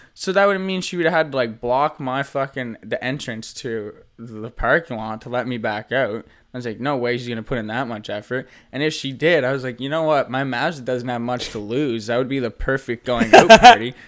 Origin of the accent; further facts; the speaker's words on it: Nova Scotia, Canada; moved away; I am from Nova Scotia.